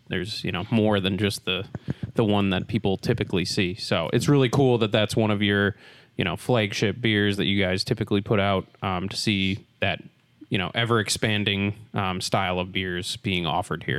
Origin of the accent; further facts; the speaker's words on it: Wisconsin, United States; moved away; I'm originally from Wisconsin